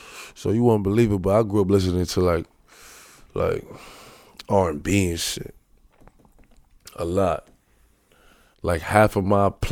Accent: Brooklyn, New York, United States; Like New York, especially Brooklyn. Like Brooklyn is like, it's like, it's a vibe like no

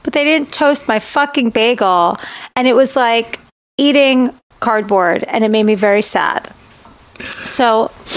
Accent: Florida, United States; moved away as an adult; where I grew up in Florida

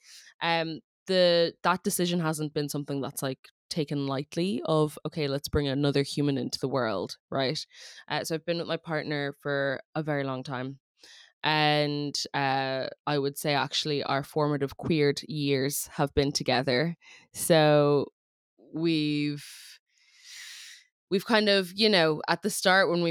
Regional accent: Ireland; accent: funky accent; I grew up in Ireland and I was homeschooled, so hence the funky accent

